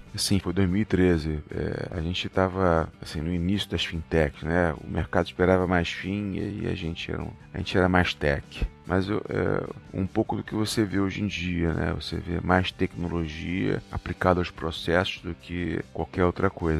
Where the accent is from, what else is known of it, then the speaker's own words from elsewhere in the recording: Rio de Janeiro, Brazil; Sou carioca